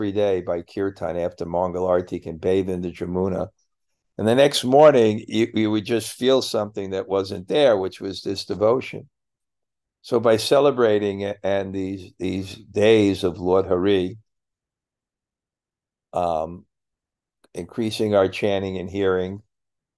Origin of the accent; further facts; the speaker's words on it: United States; moved away; I'm American